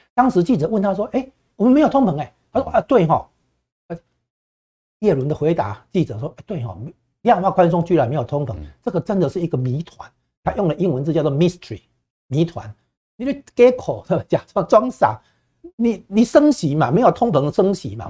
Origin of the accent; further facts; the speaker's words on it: Taiwan; 我们台湾这边都感受得到